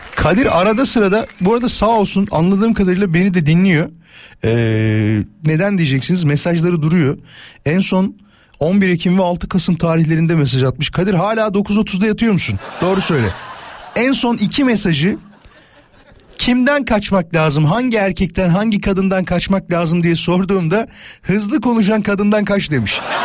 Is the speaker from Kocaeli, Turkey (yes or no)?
yes; İzmit, Kocaeli, Turkey; now in Istanbul, Turkey; memleketim olan İzmit'ten